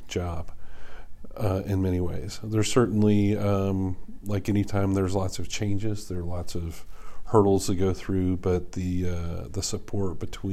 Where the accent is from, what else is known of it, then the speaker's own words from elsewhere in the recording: Lexington, Kentucky, United States; moved away as an adult; also born or lived in Ohio / Memphis; now in Charlotte, United States; I grew up in Kentucky in Lexington